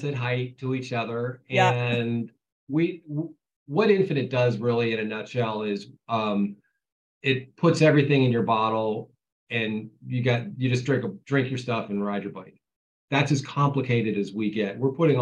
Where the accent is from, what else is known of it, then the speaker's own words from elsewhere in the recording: Ohio, United States; I was a kid from Ohio.